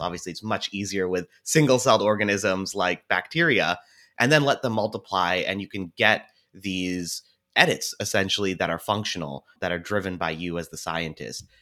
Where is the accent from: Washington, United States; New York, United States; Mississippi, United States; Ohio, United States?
Washington, United States; Seattle; I was born and raised here in Seattle